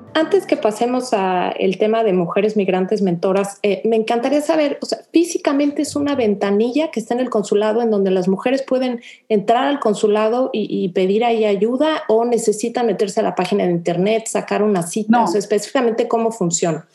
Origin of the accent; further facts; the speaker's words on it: Mexico; now in Houston, United States; como mexicanas viviendo en Houston, yo en lo personal tengo 16 años viviendo ya acá